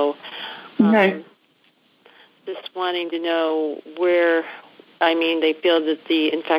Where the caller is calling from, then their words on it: Buffalo, New York, United States; Actually, Buffalo, New York.